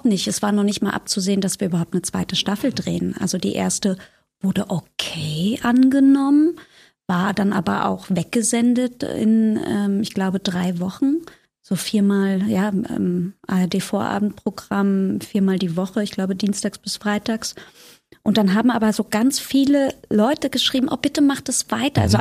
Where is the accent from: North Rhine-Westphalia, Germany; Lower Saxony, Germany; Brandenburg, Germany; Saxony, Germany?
Brandenburg, Germany; Potsdam; also born or lived in Zehdenick; now in Berlin, Germany; Zedenik geboren, Potsdam aufgewachsen und dann in den Osten von Berlin gezogen